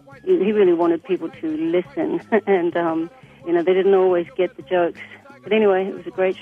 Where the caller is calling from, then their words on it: Burlington, North Carolina, United States; I'm calling from Burlington, North Carolina.